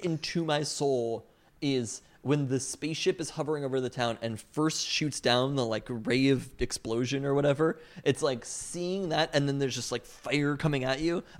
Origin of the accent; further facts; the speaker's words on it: Boulevard Park, Washington, United States; I was raised in Boulevard Park, not a lot of swimming pools around